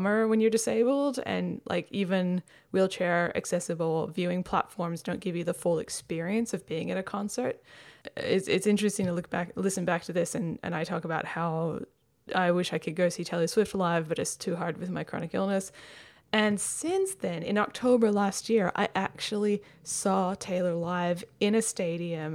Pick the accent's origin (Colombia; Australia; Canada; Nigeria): Australia; Perth, Western Australia; now in Melbourne, Australia; my hometown of Perth